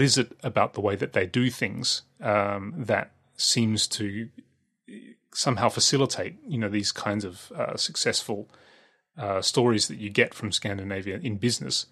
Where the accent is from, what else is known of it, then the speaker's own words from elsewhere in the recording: Australia; when I was growing up in Australia